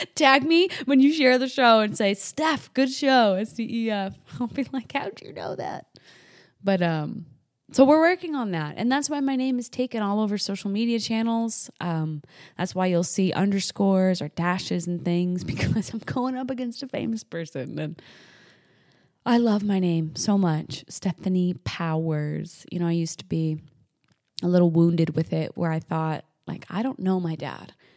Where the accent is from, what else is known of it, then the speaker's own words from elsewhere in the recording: New Hampshire, United States; moved away as an adult; also born or lived in the Carolinas; I moved from New Hampshire, where I was raised, down to the Carolinas